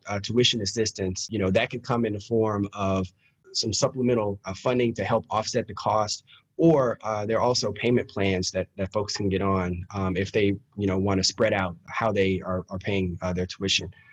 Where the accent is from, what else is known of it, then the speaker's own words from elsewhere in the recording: Baton Rouge, Louisiana, United States; I grew up in Baton Rouge